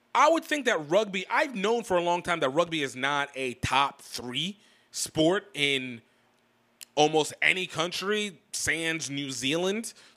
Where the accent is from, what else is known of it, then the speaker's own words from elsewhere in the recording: United States; as an American black person